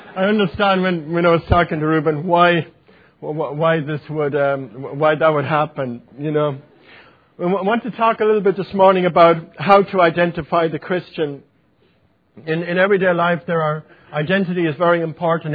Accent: Ireland; accent: Irish; it was my Irish accent

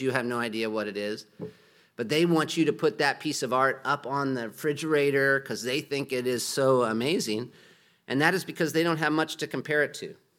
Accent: United States; moved away; I'm from America

